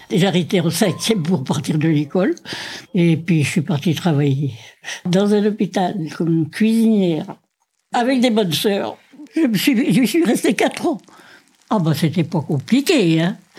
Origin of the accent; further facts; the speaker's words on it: Combourg, Brittany, France; moved away; also born or lived in Paris; Je suis née à Combourg le 23 mai 1932.